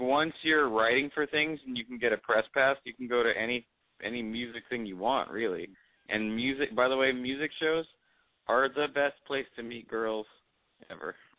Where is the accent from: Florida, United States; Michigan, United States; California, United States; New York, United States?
California, United States; Los Angeles; I was born and raised in Los Angeles